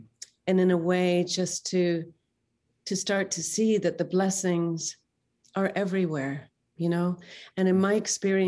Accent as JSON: {"language": "English", "region": "Northern Ireland", "country": "United Kingdom", "tie": "born or raised there", "said": "I myself grew up in a war, and I know how scary that can be. I grew up in Northern Ireland"}